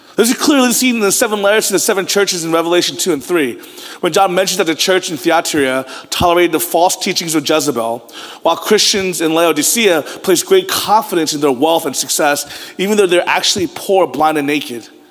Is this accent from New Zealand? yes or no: no; United States; I was born in America